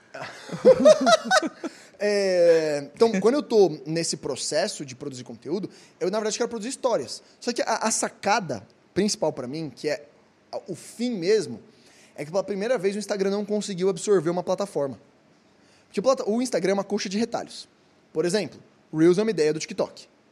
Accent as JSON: {"language": "Portuguese", "country": "Brazil", "said": "nós, como brasileiros"}